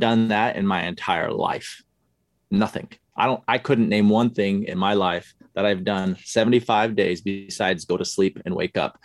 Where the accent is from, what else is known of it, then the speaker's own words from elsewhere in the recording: Utah, United States; moved away as an adult; I grew up in Utah